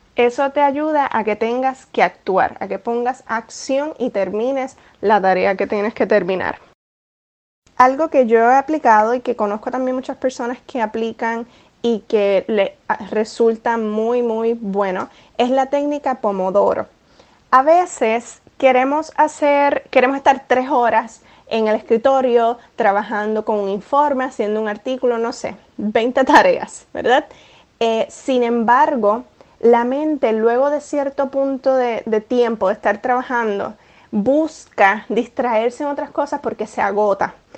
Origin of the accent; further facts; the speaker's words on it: Puerto Rico; moved away as an adult; now in New York, United States; Puerto Rico, donde yo nací, me crié, estudié, 28 eh, años de mi vida estuve viviendo en Puerto Rico